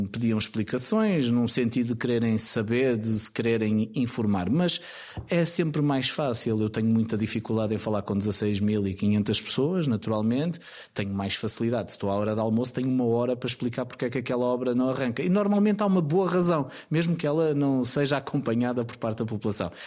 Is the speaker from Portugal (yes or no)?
yes; Caminha, Norte, Portugal; moved away; also born or lived in Lisbon; E a verdade é que Moledo acaba por ser a minha minha terra. Eu nasci em Lisboa, mas Moleda é